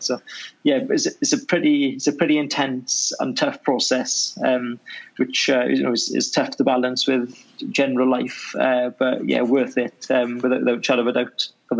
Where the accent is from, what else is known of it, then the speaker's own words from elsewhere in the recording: Wales, United Kingdom; I was in an area where right on the border of Swansea and Llanelli.